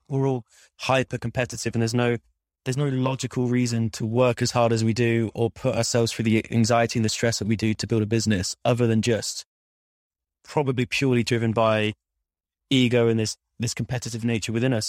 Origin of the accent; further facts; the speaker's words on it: Midlands, United Kingdom; moved away; I'm from the Midlands